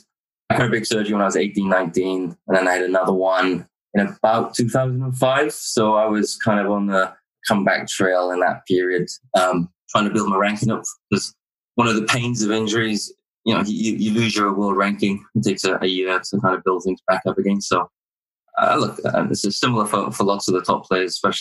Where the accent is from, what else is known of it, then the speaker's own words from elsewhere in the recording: Wales, United Kingdom; moved away as an adult; also born or lived in Denmark / Ireland; now in Australia; because I was from Wales